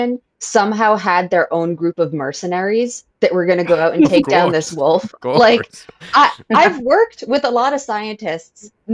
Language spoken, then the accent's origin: English; Massachusetts, United States; I'm from Massachusetts